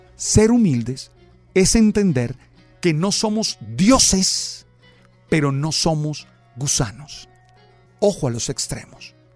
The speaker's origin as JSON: {"language": "Spanish", "town": "Santa Marta", "region": "Magdalena", "country": "Colombia", "said": "soy de Santa Marta, que soy caribe"}